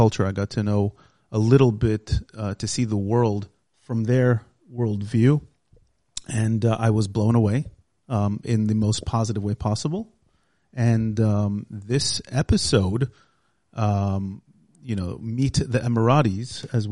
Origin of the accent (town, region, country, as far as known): United States; born or raised there; now in Israel